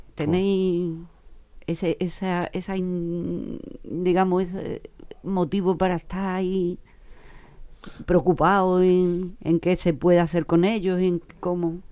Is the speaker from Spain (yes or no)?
yes; Huelva, Andalusia, Spain; me he criado en el matadero